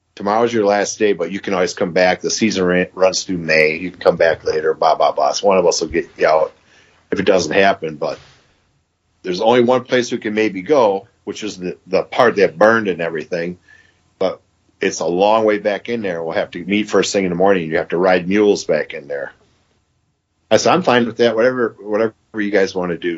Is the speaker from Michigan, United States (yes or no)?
yes; Michigan, United States; I'm from Michigan